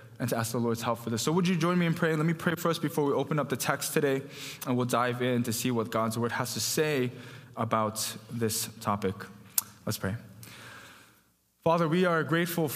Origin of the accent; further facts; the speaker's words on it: Farmington Hills, Michigan, United States; I grew up in Farmington Hills, you know, went to North Farmington